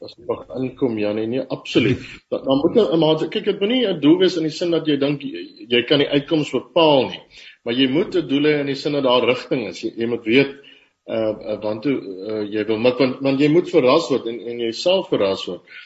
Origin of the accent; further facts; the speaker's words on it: Upington, Northern Cape, South Africa; Ek is op Appington gebore